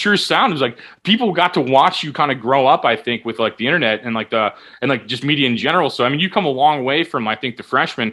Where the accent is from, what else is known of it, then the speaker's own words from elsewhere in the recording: Midwest, United States; now in Los Angeles, United States; I'm from the Midwest